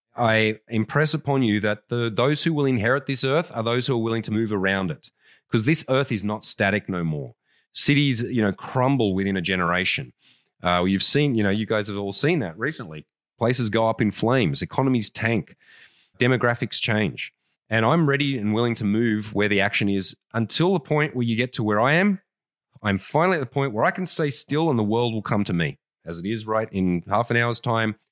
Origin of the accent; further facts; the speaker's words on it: Canberra, Australian Capital Territory, Australia; moved away; I was brought up in Canberra, Australia